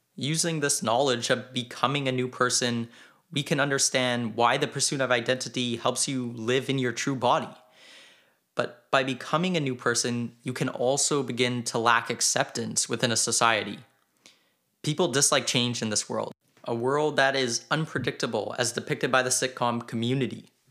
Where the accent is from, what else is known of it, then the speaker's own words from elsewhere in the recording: Canada; I am Canadian